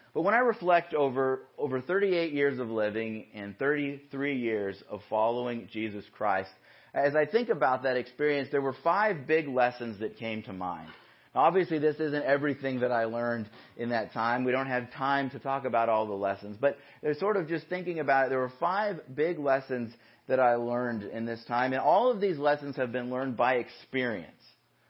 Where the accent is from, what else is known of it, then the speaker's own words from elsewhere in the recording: Yorba Linda, California, United States; So I grew up in Yorba Linda. My parents still live in the house that we grew up in.